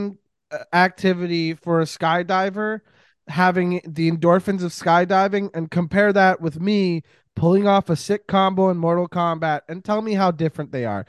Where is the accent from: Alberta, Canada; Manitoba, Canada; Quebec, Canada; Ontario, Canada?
Quebec, Canada; I grew up in Quebec